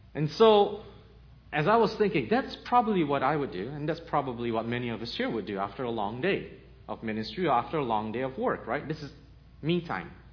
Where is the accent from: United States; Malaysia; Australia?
Malaysia; moved away as an adult; also born or lived in Canada; I'm Chinese, Malaysian, with a Portuguese grandmother, born in Malaysia, moved to Canada when I was 18, and six years ago moved here